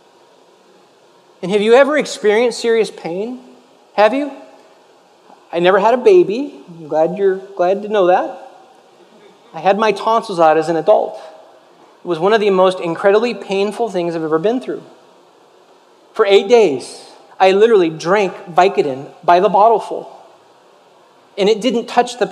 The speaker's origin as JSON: {"language": "English", "town": "Los Angeles", "region": "California", "country": "United States", "tie": "born or raised there", "said": "growing up in Los Angeles"}